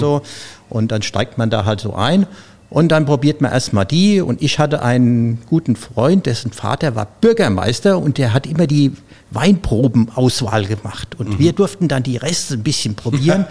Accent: Zornheim, Rhineland-Palatinate, Germany; moved away as an adult; Ich komme ja aus Rheinhessen, aus Zornheim, diesem schönen Örtchen oben auf dem Berg.

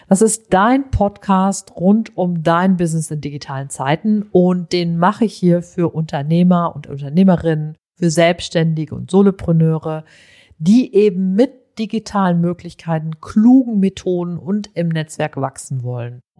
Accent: North Rhine-Westphalia, Germany; also ich komme aus dem Sauerland, ich bin ein Kind der 70er, ich erinnere mich an sehr, sehr viele, sehr verregnete, einfach im Grunde sehr kühle Sommer.

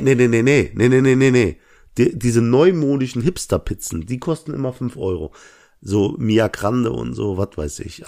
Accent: Langweiler, Germany; ich komme aus Langweiler.

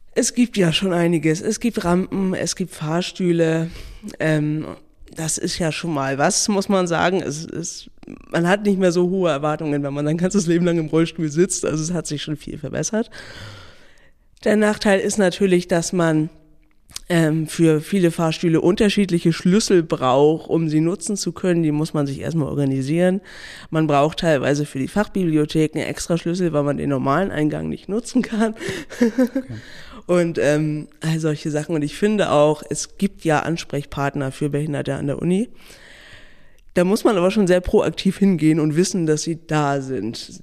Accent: Neumünster, Schleswig-Holstein, Germany; ich komme aus Neumünster

